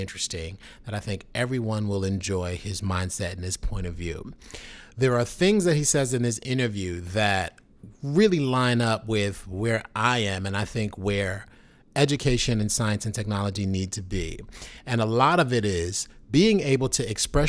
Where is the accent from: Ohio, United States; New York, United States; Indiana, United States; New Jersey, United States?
New York, United States; New York City; I grew up in New York City